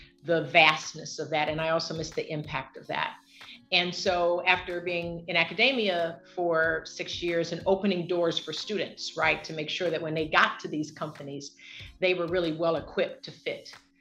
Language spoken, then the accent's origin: English; Los Angeles, California, United States; I'm from Los Angeles